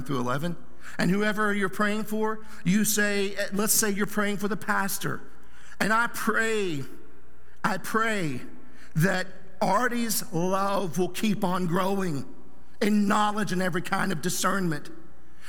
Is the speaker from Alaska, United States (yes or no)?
no; Southern Oklahoma, United States; I grew up in Bible Belt, Southern Oklahoma.